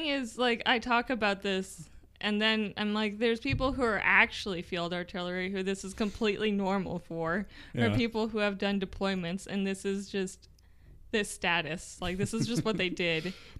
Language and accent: English; Nebraska, United States; also born or lived in Texas / Iowa; I grew up between, I was born in Texas, and then we moved to Iowa, and then we moved to Nebraska.